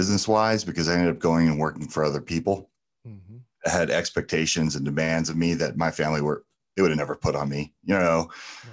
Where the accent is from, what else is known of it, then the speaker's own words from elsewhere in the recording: New Jersey, United States; moved away; also born or lived in California / Arizona; growing up in New Jersey and then spending a lot of formative years in California